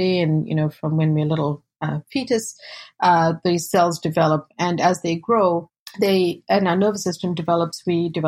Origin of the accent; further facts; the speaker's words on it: South Africa; now in United States; I was born and raised in South Africa to South Asian parents and fourth generation.